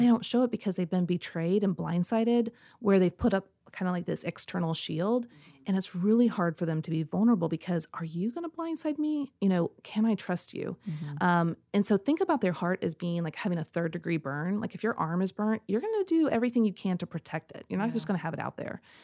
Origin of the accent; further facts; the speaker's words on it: Midwest, United States; I grew up in the Midwest